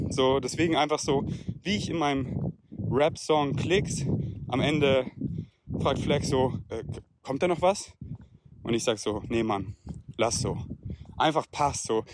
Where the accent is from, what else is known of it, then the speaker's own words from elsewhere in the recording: Munich, Bavaria, Germany; ich bin ja hier so in München, hier wo ich aufgewachsen bin